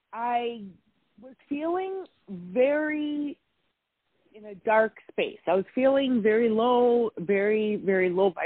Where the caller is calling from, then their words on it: Wisconsin, United States; I'm calling from Wisconsin.